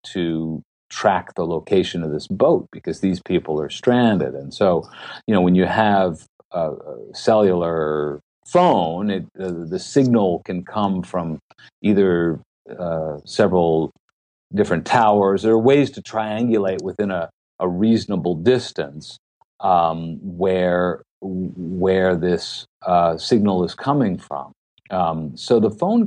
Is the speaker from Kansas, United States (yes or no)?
no; Tuckahoe, New York, United States; I'm from Tuckahoe, New York, which is a suburb of New York City